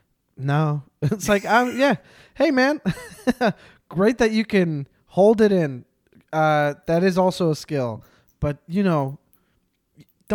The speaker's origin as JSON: {"language": "English", "town": "Montreal", "region": "Quebec", "country": "Canada", "tie": "born or raised there", "said": "I grew up in Montreal"}